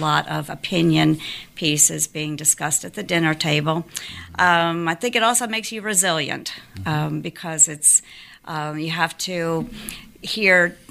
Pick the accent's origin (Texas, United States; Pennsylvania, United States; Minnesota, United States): Pennsylvania, United States; Stroudsburg; now in Georgia, United States; I grew up in the Pocono Mountains in Stroudsburg, Pennsylvania